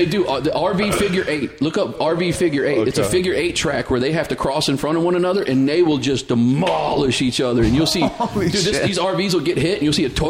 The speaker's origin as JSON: {"language": "English", "town": "Vicksburg", "region": "Mississippi", "country": "United States", "tie": "born or raised there", "also_born_or_lived": "North Georgia / Texas", "moved": "as an adult", "said": "A town called Vicksburg, Mississippi."}